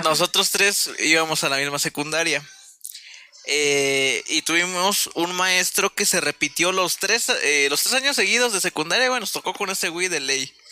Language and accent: Spanish; central Mexico, Mexico; Nosotros somos parte céntrica de México